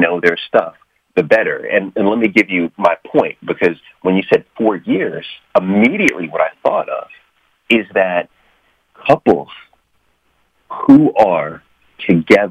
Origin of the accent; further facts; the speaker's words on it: New York, United States; now in Washington, D.C., United States; I was born in New York. I live in Washington, D.C.